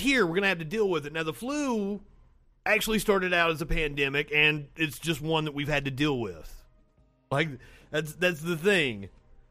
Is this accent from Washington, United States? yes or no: no; Kentucky, United States; I'm from Kentucky